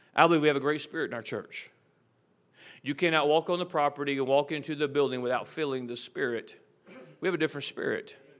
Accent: United States; As an American

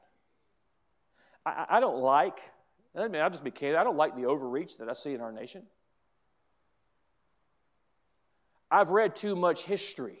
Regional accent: United States; as an American

